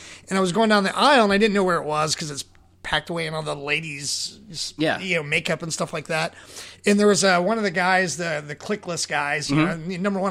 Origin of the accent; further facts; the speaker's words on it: Kentucky, United States; I'm from Kentucky.